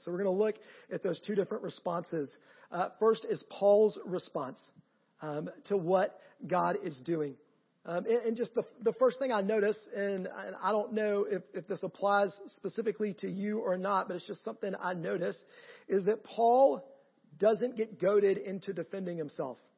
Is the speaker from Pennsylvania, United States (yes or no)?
no; Canton, Georgia, United States; I am from Canton, Georgia, just north of here